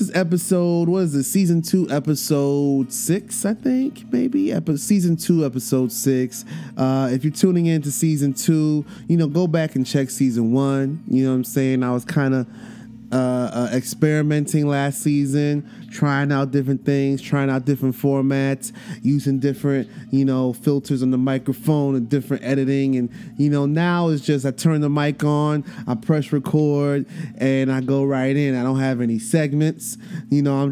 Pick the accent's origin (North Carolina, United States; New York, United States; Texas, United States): New York, United States; New York City; I grew up in Brooklyn, you know what I'm saying? Before gentrification, I grew up in the projects